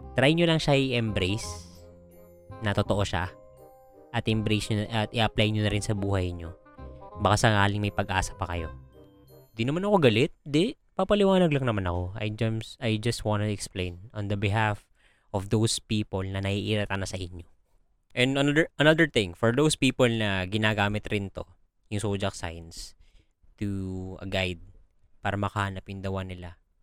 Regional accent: Philippines

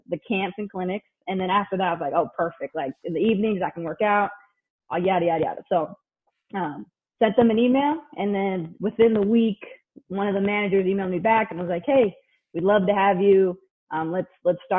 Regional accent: Modesto, California, United States; also born or lived in Hawaii; I'm from Modesto, so a small country town out here

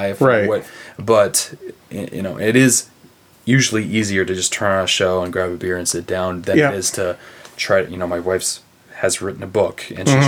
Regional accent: Broken Arrow, Oklahoma, United States; now in Chesterton, United States; Broken Arrow, Oklahoma, outside of Tulsa.

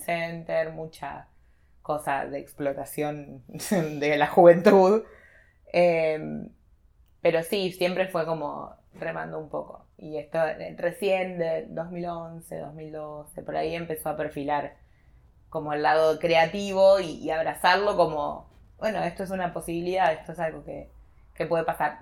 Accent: Carmen, Argentina; moved away as an adult; now in Buenos Aires, Argentina; vine a vivir una pensión para estudiantes de mi pueblo, que era gente específicamente de Carmen

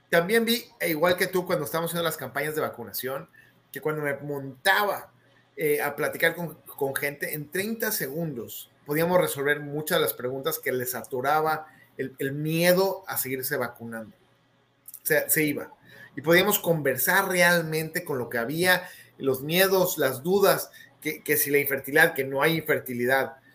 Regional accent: Mexico City, Mexico; soy de la Ciudad de México, esto todo mi pasado también

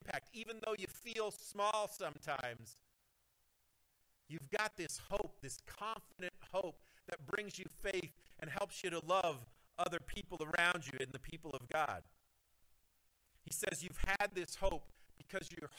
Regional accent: Cobden and Renfrew, Ontario, Canada; we're people from Cobden and Renfrew. We're people from small towns.

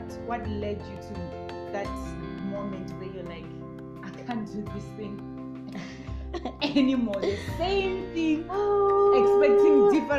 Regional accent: Limpopo, South Africa; I mean, I come from Limpopo, the other one in KwaZulu-Natal

